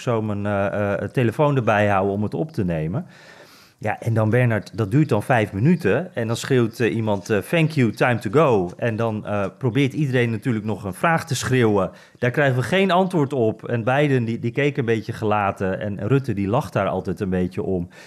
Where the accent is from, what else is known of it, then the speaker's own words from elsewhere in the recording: Netherlands; wij als Nederlanders